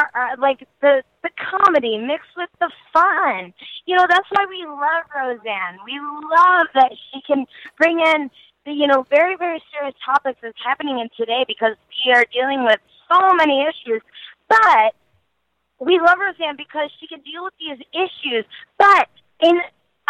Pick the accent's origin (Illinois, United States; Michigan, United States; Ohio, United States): Illinois, United States; Chicago; I'm from Chicago, born and raised